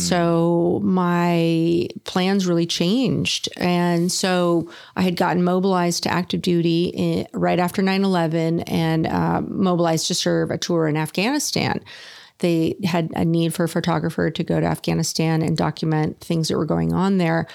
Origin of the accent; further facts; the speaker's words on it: Sonoma County, Northern California, United States; moved away as an adult; now in Oceanside, United States; I was born and raised in Northern California in Sonoma County